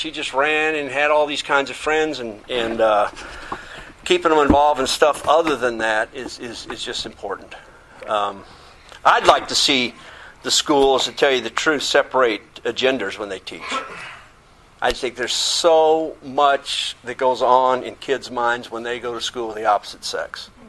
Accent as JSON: {"language": "English", "region": "England", "country": "United Kingdom", "tie": "born or raised there", "said": "I grew up in England, and the teachers, I went to an Air Force school."}